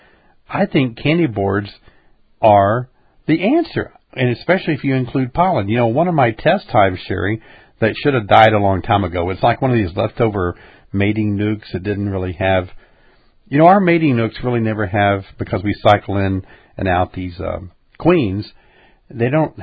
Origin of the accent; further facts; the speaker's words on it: Illinois, United States; we're from Illinois